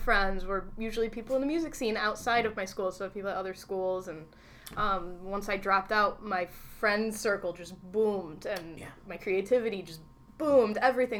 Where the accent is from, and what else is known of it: Whitesboro, New York, United States; born or raised there; also born or lived in Utica, New York